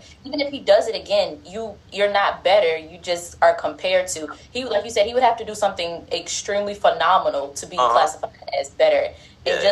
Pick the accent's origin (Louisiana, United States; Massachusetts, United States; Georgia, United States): Georgia, United States; Atlanta; I'm from Atlanta